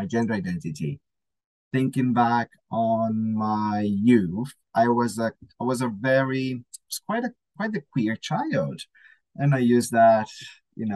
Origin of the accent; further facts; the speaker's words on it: Brazil; also born or lived in United States; I moved from Brazil to the States for a short period of time to do some sort of like an internship